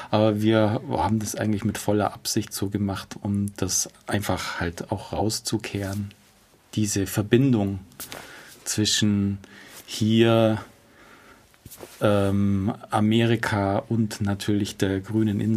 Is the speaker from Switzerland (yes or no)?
no; Bavaria, Germany; Also ich bin, ich fühle mich schon als Allgäuer.